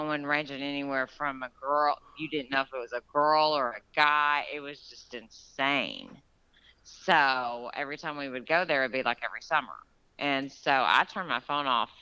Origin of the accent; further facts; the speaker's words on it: Georgia, United States; my hometown where I grew up in Georgia